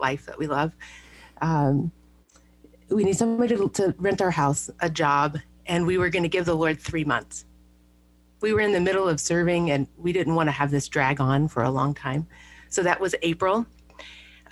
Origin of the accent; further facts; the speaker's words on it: Baton Rouge, Louisiana, United States; moved away as an adult; also born or lived in Minnesota; now in Kansas City, United States; I grew up actually in Baton Rouge, Louisiana